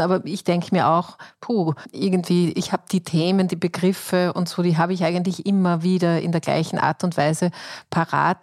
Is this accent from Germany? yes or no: no; Austria; bei uns in Österreich